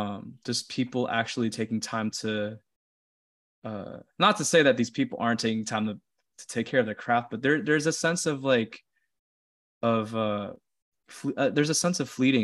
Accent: Philippines; influenced by me coming to terms with my identity as a Filipino

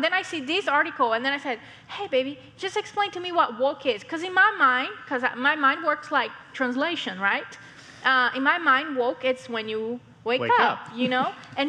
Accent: Brazil; first language Portuguese; English is a second language; moved away; So I'm not from here. I'm from Brazil, so I speak Portuguese.

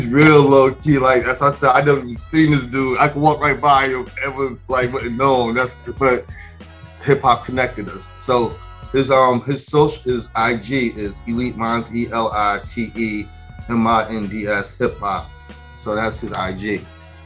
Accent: Mount Vernon, New York, United States; I grew up in Mount Vernon, New York

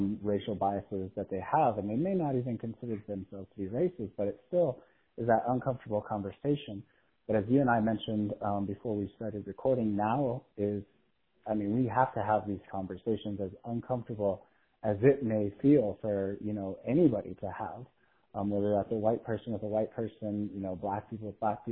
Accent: United States; as an American

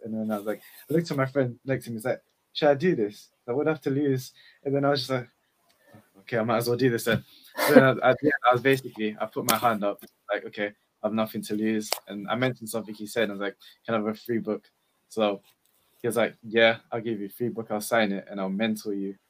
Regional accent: London, United Kingdom; I'm from East London

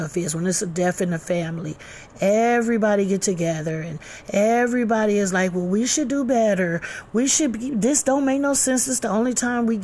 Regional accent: Flint, Michigan, United States; we're all from Flint. We all live in Flint

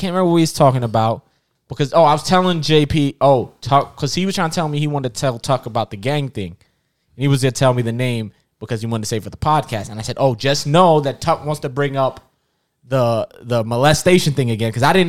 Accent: Jamaica; I can't speak to the cultural differences because I'm Jamaican and Trinidadian.

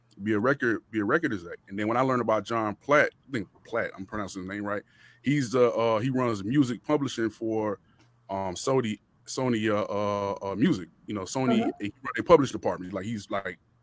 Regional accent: Miami, Florida, United States; also born or lived in Rock Hill, South Carolina / Charlotte, North Carolina; now in Atlanta, United States; I'm from Miami, Florida originally, but I live out here in Atlanta

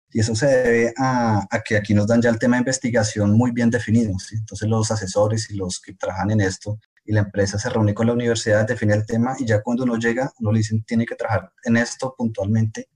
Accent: Colombia; moved away as an adult; now in France; también colombiano. Yo venía a Francia en 2016 a hacer mi doctorado

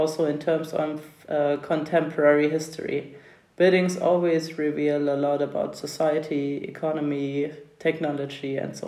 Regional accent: Thuringia, Germany; I grew up in Thuringia in the 1990s

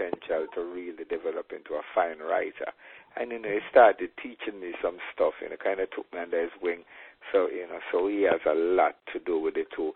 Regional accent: Saint Catherine, Jamaica; moved away; also born or lived in Westmoreland, Jamaica / Clarendon, Jamaica / St. Elizabeth, Jamaica; finally ended up growing up in St. Catherine, a little district named Central Village.

